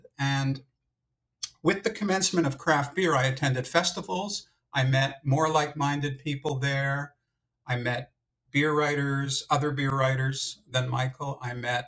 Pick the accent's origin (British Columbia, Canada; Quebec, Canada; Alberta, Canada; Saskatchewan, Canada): Quebec, Canada; Montreal; moved away as an adult; now in Toronto, Canada; I'm from Montreal. I was brought up in Montreal, and I only moved to Toronto in the 1980s.